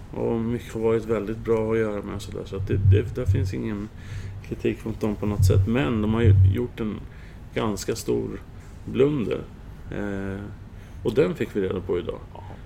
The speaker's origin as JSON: {"language": "Swedish", "town": "Södertälje", "region": "Stockholm County", "country": "Sweden", "tie": "born or raised there", "moved": "yes", "lives_now": "Tranås, Sweden", "said": "i Södertälje där jag växte upp"}